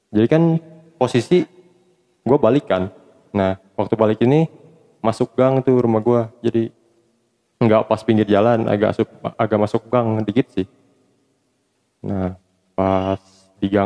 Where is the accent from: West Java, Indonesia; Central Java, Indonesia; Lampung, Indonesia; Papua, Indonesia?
West Java, Indonesia; Sukabumi; now in Cianjur, Indonesia; sekarang tinggal di Cianjur tapi gue asli orang Sukabumi